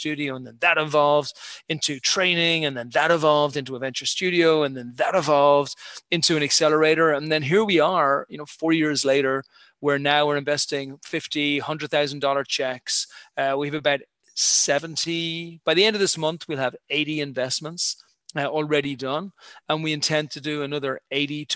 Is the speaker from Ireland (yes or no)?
yes; Ireland; moved away as an adult; also born or lived in United Kingdom; I'm an Irish guy, born and bred, 51 years ago